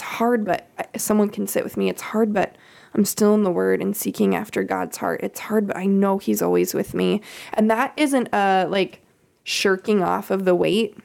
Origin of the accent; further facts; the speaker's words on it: Kansas, United States; I grew up in Kansas